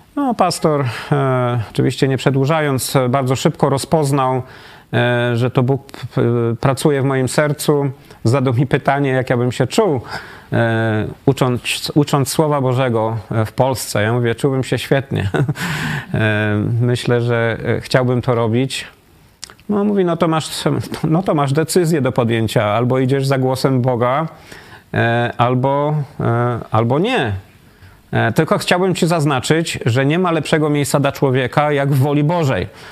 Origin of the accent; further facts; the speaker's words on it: Wrocław, Lower Silesian Voivodeship, Poland; moved away as an adult; also born or lived in Austria / United States; now in Katowice, Poland; ja jestem z Wrocławia, żona z Gdyni